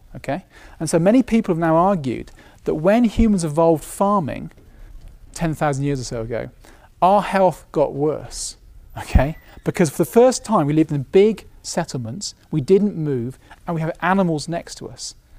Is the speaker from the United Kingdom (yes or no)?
yes; United Kingdom; being British